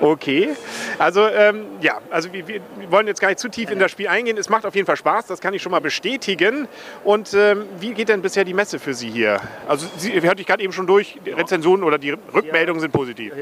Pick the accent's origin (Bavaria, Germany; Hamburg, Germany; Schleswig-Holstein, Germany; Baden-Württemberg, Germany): Schleswig-Holstein, Germany; Kiel; für mich als Kieler